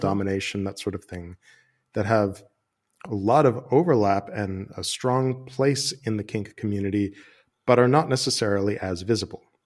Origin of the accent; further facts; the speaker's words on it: United States; moved away as an adult; now in Amsterdam, Netherlands; I'm an American who moved to Amsterdam a couple of years ago